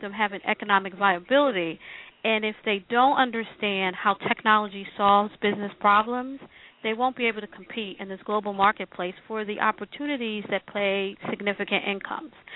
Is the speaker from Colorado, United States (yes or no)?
no; Philadelphia, Pennsylvania, United States; But I was born in Philadelphia, I'm West Philly, born and raised